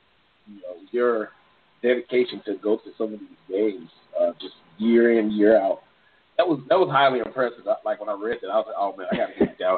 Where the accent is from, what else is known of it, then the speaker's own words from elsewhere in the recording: St. Louis, Missouri, United States; if you all don't know already, I'm actually from St. Louis.